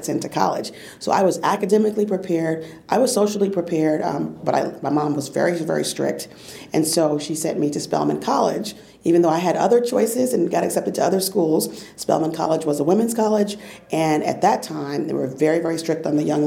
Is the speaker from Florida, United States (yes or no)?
yes; Fort Lauderdale, Florida, United States; also born or lived in New York; I was born in New York and went to school in Fort Lauderdale, Florida